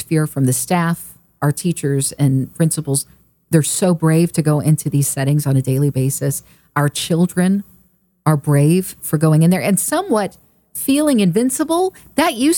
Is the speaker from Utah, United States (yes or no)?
no; Oklahoma, United States; also born or lived in California; now in Texas, United States; growing up in Oklahoma